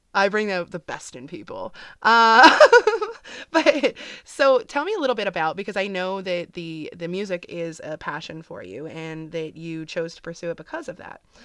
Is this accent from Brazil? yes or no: no; Canada; I'm Canadian